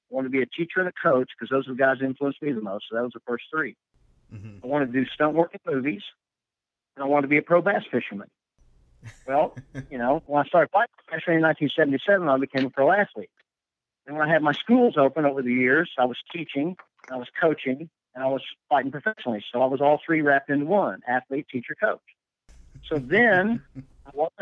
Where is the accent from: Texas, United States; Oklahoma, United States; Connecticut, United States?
Oklahoma, United States; Tulsa; moved away as an adult; also born or lived in Arizona; now in Kansas City, United States; I grew up in Tulsa